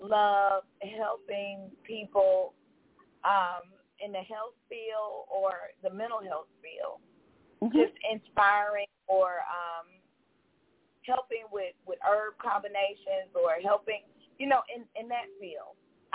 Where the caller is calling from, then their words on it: Georgia, United States; And I'm calling from Georgia.